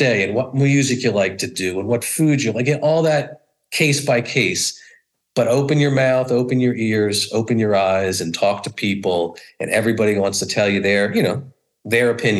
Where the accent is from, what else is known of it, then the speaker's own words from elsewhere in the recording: New Jersey, United States; moved away as an adult; now in New Orleans, United States; I grew up in the New Jersey area